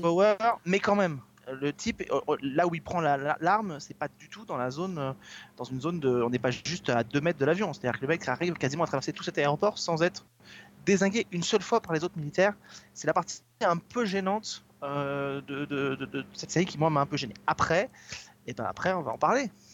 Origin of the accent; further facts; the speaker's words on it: France; chez nous en France